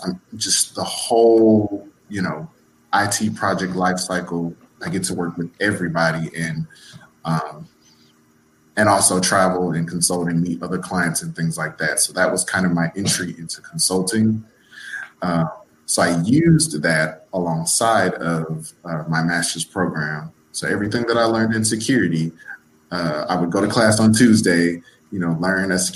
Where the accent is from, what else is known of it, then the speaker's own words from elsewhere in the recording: Louisiana, United States; moved away as an adult; also born or lived in Texas; I'm originally from Louisiana. I moved to Texas